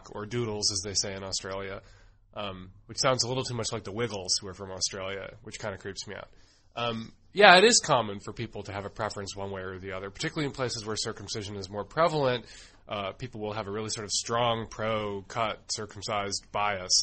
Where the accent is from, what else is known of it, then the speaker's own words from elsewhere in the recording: United States; I grew up in the United States